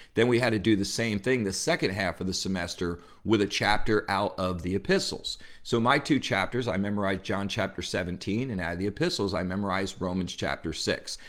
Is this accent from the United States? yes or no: yes; New Jersey, United States; I grew up in New Jersey